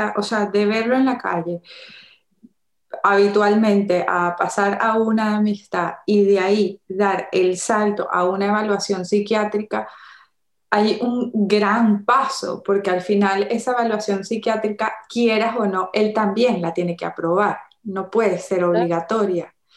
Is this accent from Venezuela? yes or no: yes; Venezuela; yo soy de Venezuela